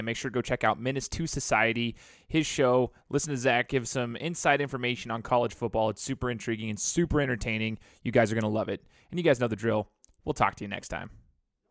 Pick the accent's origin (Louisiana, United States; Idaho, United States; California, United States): Idaho, United States; Boise; I'm a Boise State alum. You know, I went to school there, growing up around Boise State football